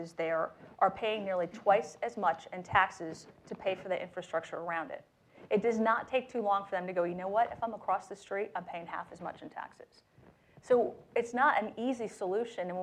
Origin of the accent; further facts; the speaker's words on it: New York, United States; now in Texas, United States; I'm from New York